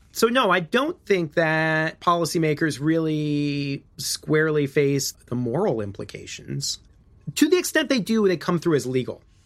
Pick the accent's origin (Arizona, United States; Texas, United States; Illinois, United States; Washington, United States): Illinois, United States; I'm from Illinois